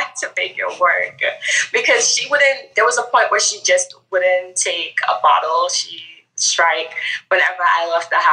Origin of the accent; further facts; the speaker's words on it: Grenada; moved away as an adult; now in United States; I'm actually from the Caribbean. So I was born and raised in Grenada and I came here for college.